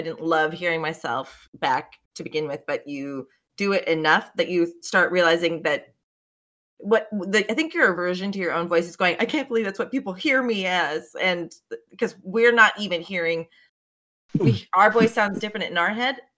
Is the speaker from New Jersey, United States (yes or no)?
yes; New Jersey, United States; I'm from New Jersey